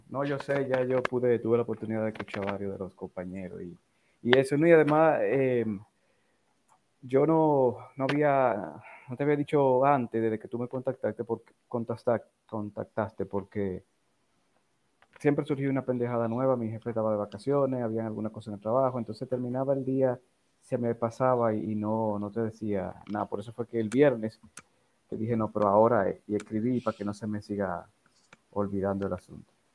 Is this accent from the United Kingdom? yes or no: no; Santo Domingo, Distrito Nacional, Dominican Republic; Yo nací en Distrito Nacional, en Santo Domingo, el 29